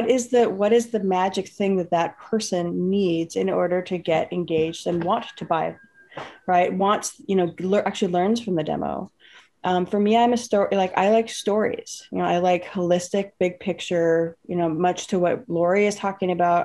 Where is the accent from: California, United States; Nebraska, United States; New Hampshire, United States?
California, United States; the Bay Area; I grew up in the Bay Area. So I grew up in the Bay Area